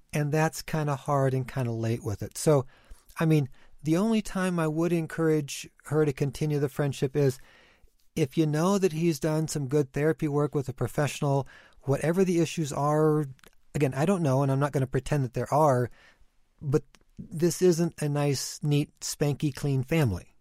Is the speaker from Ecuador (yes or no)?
yes; Ecuador; moved away; I grew up in Ecuador